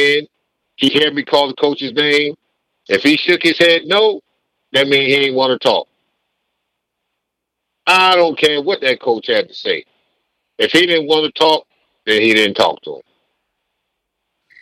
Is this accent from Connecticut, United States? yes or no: yes; New Haven, Connecticut, United States; moved away; when I grew up in New Haven, there was only three high schools